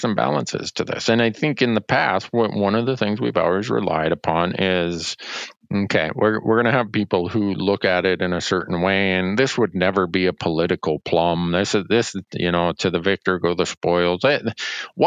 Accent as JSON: {"language": "English", "region": "Montana", "country": "United States", "said": "my home state of Montana"}